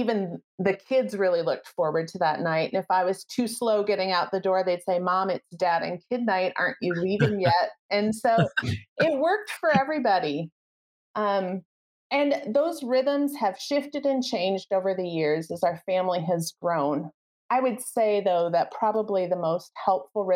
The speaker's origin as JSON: {"language": "English", "region": "Midwest", "country": "United States", "said": "We're from the Midwest"}